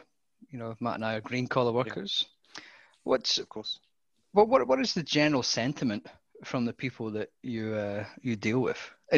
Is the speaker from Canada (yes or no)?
no; United Kingdom; now in Australia; Well, I'm actually Australian now.